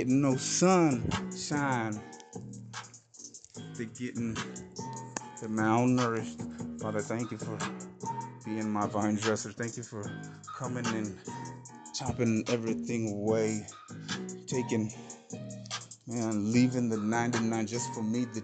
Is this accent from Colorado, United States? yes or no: no; T-Town / Arizona, United States; when I was little, mobbing with the homies down 6th Avenue in T-Town. I'm coming from the Reds, coming from Sales, Arizona, to T-Town, to my mom